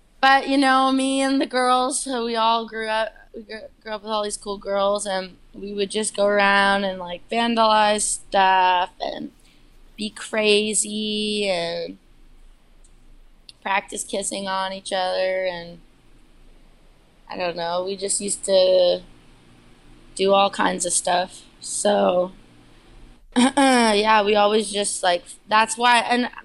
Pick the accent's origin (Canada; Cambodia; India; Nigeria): Canada; Newmarket, Ontario; moved away as an adult; also born or lived in Toronto; now in New York, United States; my best friends who Liz and I have grown up with here in Toronto or who we grew up with in New York. Or not New York, sorry, Newmarket